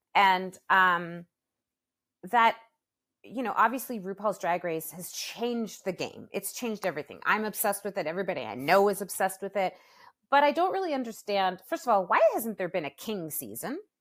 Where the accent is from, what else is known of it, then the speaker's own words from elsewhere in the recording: Toronto, Ontario, Canada; My hometown, Toronto